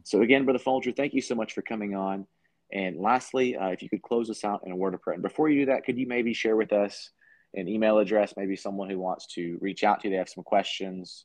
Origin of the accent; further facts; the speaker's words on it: United States; as an American